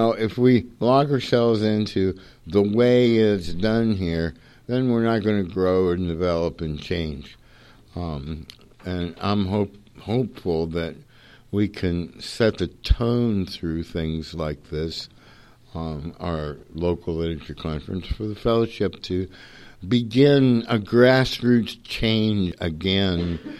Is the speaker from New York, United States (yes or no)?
no; northeastern Ohio, United States; Where am I from? I'm from the spiritual center of the universe, northeastern Ohio.